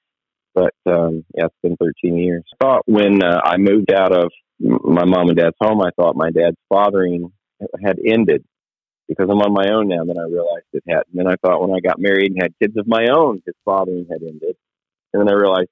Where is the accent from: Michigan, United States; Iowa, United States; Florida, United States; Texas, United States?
Florida, United States; Vero Beach; born or raised there; moved away as an adult; also born or lived in Fort Pierce / Lakeland